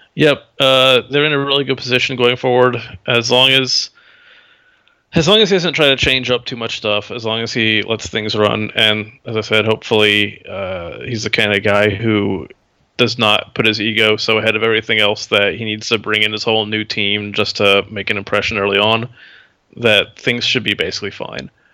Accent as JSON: {"language": "English", "town": "Houston", "region": "Texas", "country": "United States", "moved": "yes", "said": "I'm from Houston, too."}